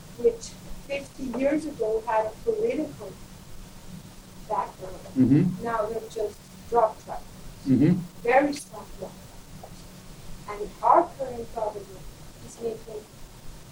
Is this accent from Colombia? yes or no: yes; Colombia; I come from Colombia